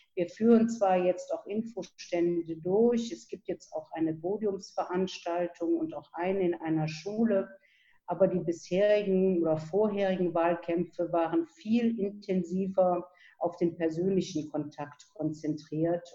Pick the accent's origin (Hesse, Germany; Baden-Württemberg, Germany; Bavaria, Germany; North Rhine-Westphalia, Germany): North Rhine-Westphalia, Germany; Viersen; ich bin hier auch in Viersen geboren, lebe also in meiner Heimatstadt